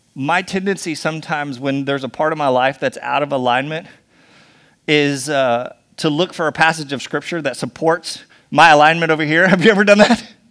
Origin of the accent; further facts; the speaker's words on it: United States; we're so American